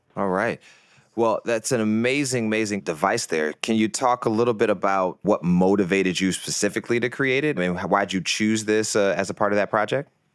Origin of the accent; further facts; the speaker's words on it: Detroit, Michigan, United States; I'm from Detroit, actually, uh, from the east side of Detroit